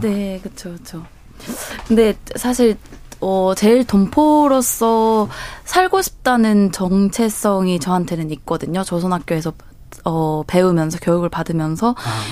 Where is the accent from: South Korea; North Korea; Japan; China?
Japan; 제가 일본에서 왔다, 제일 교포다